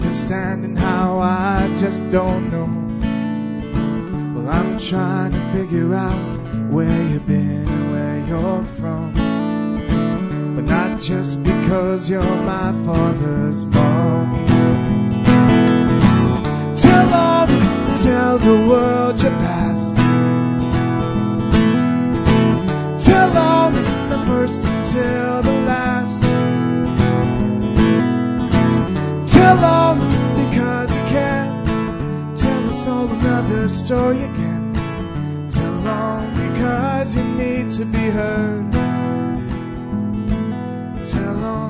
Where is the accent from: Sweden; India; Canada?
Canada; Sherwood Park, Alberta; I'm from Sherrod Park